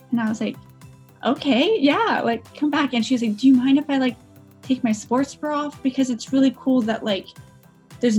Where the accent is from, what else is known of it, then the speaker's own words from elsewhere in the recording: Portland, Oregon, United States; I'm actually one of the few rarity unicorns that are born and raised in Portland